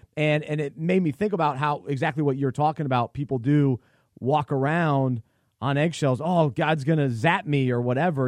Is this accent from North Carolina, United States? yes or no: yes; Charlotte, North Carolina, United States; I grew up in Charlotte, so I'm a little bit of a mix of everything.